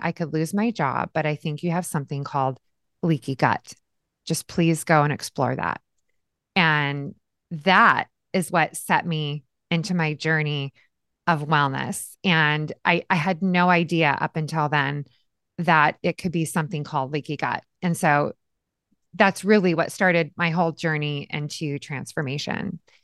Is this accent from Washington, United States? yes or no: yes; Yakima, Washington, United States; I was born and raised in a little town called Yakima, Washington